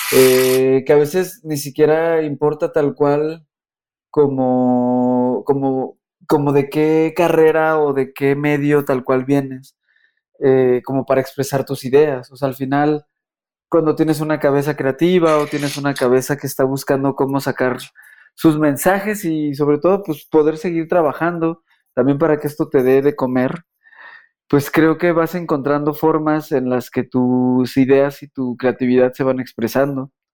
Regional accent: Mexico; nosotros como como mexicanos

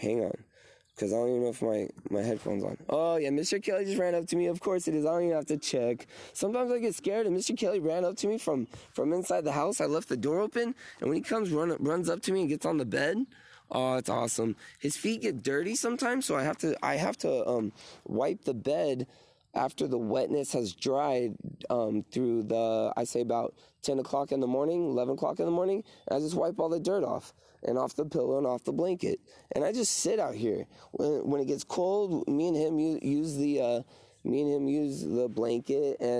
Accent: Australia; they don't even want to come at me because I'm Australian.

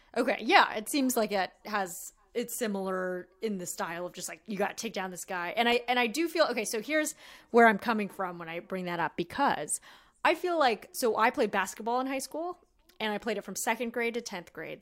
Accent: La Quinta, California, United States; I grew up in La Quinata

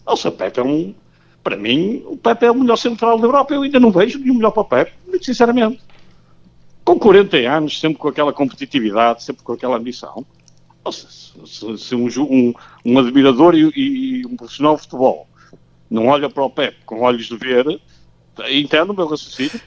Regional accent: Porto, Norte, Portugal; como tripeiro gosto muito de tripas à moda do Porto

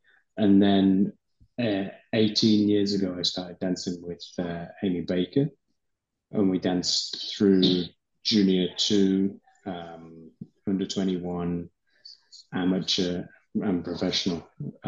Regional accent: England, United Kingdom; I'm from one

